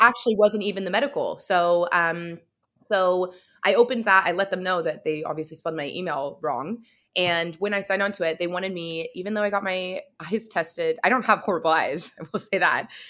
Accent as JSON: {"language": "English", "region": "California", "country": "United States", "moved": "yes", "lives_now": "Vancouver, Canada", "said": "I'm actually from the States originally, from California, and living in, um, right now Vancouver, British Columbia"}